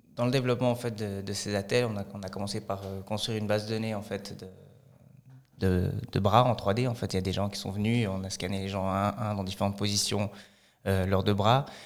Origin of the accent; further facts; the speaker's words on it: Fribourg, Switzerland; also born or lived in Lausanne; j'ai grandi à Fribourg, j'ai fait une grande partie de ma scolarité à Fribourg.